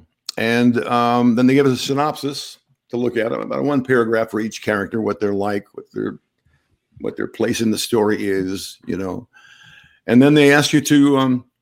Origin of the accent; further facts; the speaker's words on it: Illinois, United States; now in Connecticut, United States; Not from here. I'm from the Midwest, the Midwestern part of our country, and from Illinois.